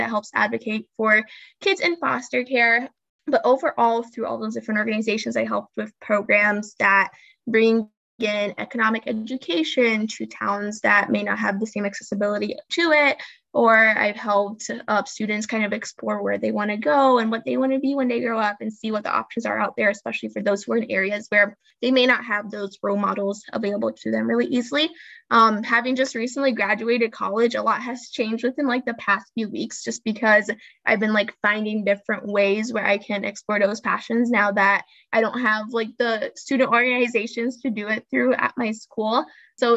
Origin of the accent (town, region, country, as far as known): Peoria, Illinois, United States; born or raised there; also born or lived in Brazil; now in Chicago, United States